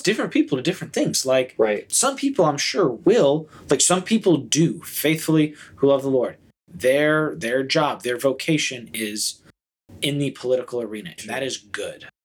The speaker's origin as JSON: {"language": "English", "country": "United States", "said": "as American Christians who feel very fondly and patriotically about our citizenship and our country"}